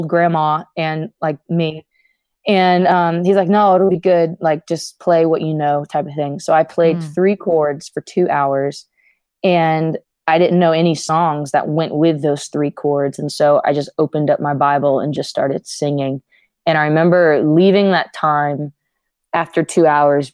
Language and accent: English; Louisiana, United States; I saw what was modeled in our church in Louisiana. I was born in Louisiana